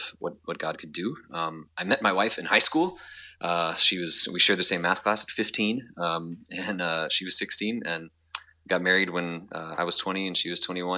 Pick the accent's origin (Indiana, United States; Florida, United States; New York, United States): Florida, United States; Panama City Beach; I was born and raised in Panama City Beach, Florida